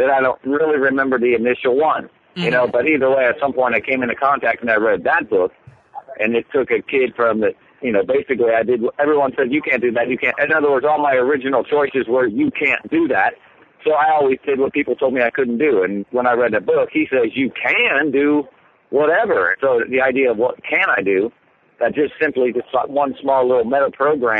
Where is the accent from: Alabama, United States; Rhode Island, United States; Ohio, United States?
Ohio, United States; Cincinnati; moved away as an adult; also born or lived in New York City; my hometown of Cincinnati